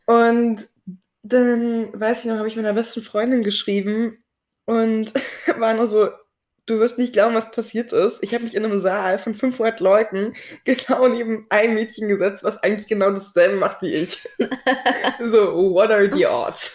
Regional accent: Berlin, Germany; ich wurde hier in Berlin geboren und habe auch Berlin tatsächlich, glaube ich, nie verlassen

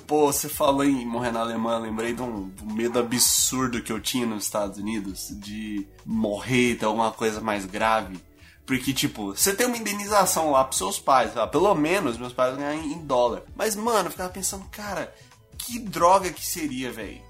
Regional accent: Brazil; moved away; also born or lived in United States; como brasileiro no exterior

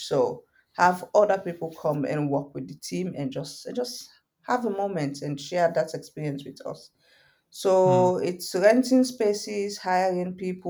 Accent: Guinea; even though I'm Fulani from Guinea, but there are so many other Fulanis around Africa

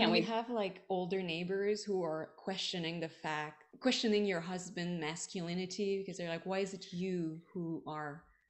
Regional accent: Montreal, Quebec, Canada; now in Washington, United States; I'm from Montreal.

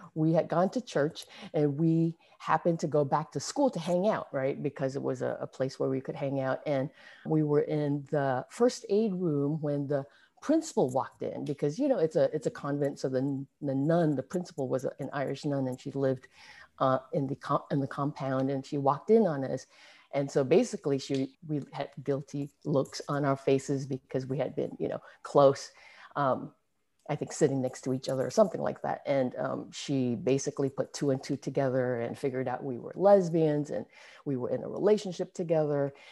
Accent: Singapore; moved away as an adult; now in San Francisco Bay Area, United States; I was born in, born and raised in Singapore. I didn't, I left when I was twenty-three, actually, so I was already, you know, an adult

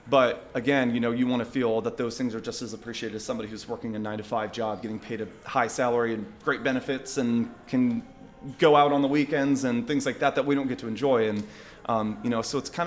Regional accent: West Virginia, United States; when I was growing up, I mean, I come from West Virginia.

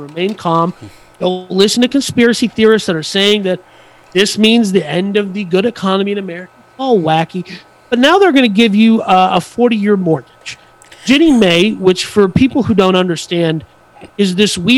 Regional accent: United States; I'm American

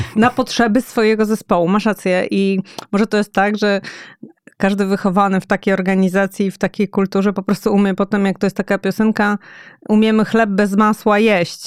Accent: Łódź, Łódź Voivodeship, Poland; oboje pochodzimy z Łodzi

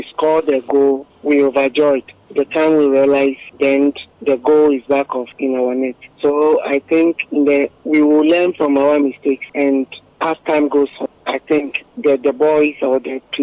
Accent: Ghana; I am a Ghanaian

